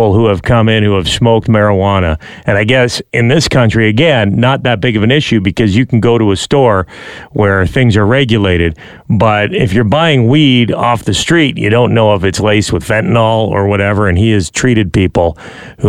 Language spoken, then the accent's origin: English; London, Ontario, Canada; There was a pizza place when I was growing up in London, Ontario